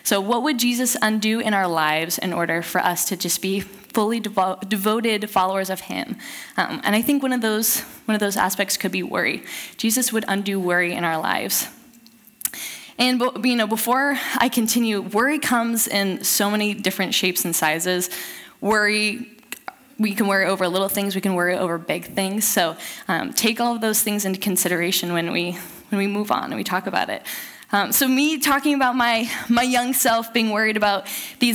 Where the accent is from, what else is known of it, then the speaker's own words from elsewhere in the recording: Southern California, United States; moved away as an adult; now in Eugene, United States; I grew up in Southern California and moved up here to go to school in Eugene, Oregon